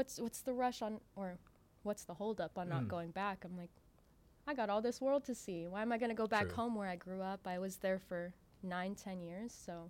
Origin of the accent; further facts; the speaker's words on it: Honolulu, Hawaii, United States; also born or lived in Waianae, Hawaii; now in Las Vegas, United States; I'm from Honolulu, Hawaii.